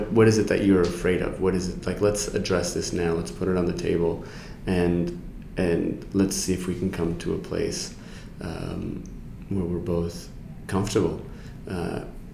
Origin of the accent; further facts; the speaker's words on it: New York City, New York, United States; I'm a New Yorker. I'm from New York City